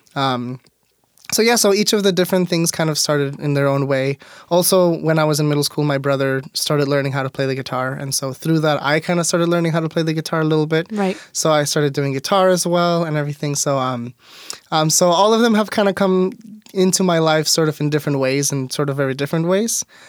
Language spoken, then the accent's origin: English; Mexico; also born or lived in Auburn, Washington; now in Tacoma, United States; growing up in Mexico, I went to private schools my whole life